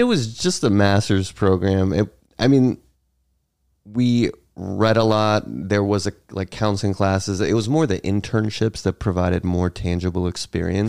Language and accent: English; Dansville, New York, United States; also born or lived in Greensboro, North Carolina / Virginia; now in New York City, United States; I moved to Western New York, about seven hours away from New York City, small town called Dansville